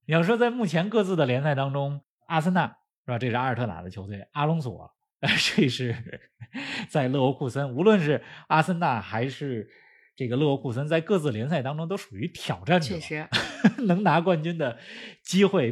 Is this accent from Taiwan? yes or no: no; China; 作为中国人